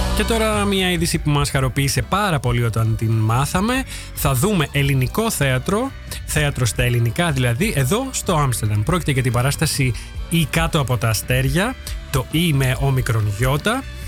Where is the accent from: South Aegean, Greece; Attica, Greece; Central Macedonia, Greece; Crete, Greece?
Central Macedonia, Greece; Thessaloniki; now in Netherlands; στη Θεσσαλονίκη, στην πόλη μου